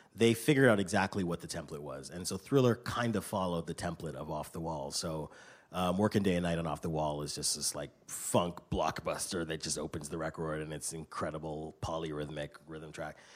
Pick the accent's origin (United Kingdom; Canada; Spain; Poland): Canada; I grew up in Canada